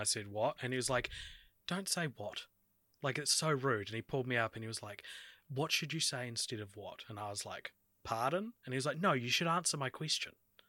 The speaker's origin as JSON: {"language": "English", "country": "Australia", "said": "As an Australian, yes, I have been on the movie world ride a few times."}